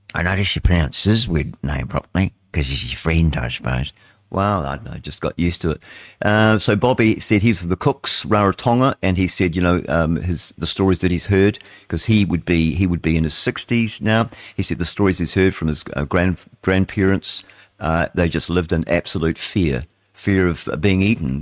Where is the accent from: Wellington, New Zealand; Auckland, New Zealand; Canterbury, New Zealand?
Wellington, New Zealand; also born or lived in Upper Hutt; we settled in Wellington. And so that's my hometown